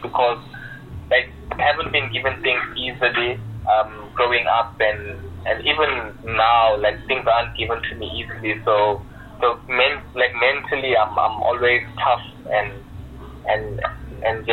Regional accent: KZN Inland, KwaZulu-Natal, South Africa; I came back home to KZN Inland

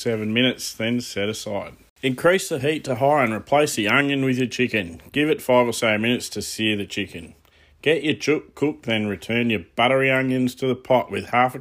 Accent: Australia; being Aussie born and bred into this multicultural society

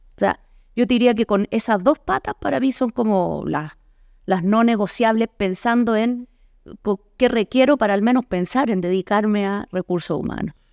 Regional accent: Chile; moved away as an adult; now in Mexico; Yo soy chilena eh, y vivo ya en México hace 11 años.

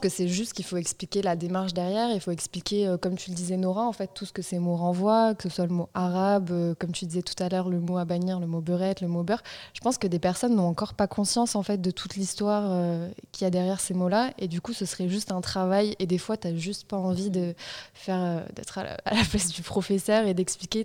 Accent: Marseille, Provence-Alpes-Côte d'Azur, France; Je viens de Marseille 15e.

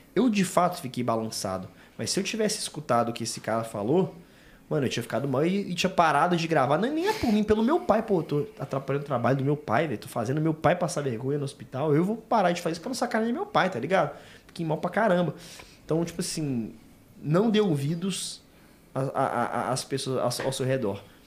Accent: Belo Horizonte, Minas Gerais, Brazil; nós somos de BH

